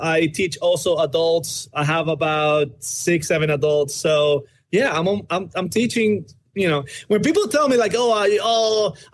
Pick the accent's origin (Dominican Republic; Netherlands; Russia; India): Dominican Republic; moved away as an adult; now in United States; I'm from the Dominican Republic